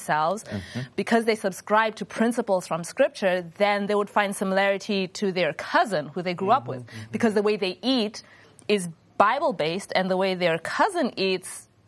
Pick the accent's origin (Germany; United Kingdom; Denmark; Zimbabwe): Zimbabwe; moved away; I grew up in Zimbabwe